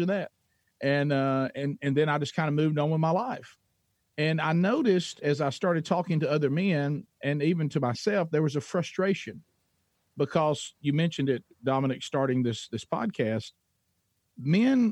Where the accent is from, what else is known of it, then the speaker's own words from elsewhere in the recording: Oxford, Alabama, United States; I'm a C student from Calhoun County, Alabama